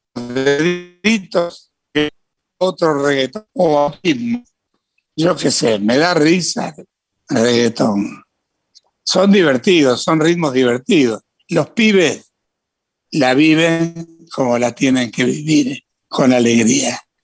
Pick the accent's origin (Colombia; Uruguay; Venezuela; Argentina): Argentina; Santa Fe; moved away; also born or lived in Córdoba / Buenos Aires; En Santa Fe, ciudad donde yo nací, yo cantaba de pibe, pantalones cortos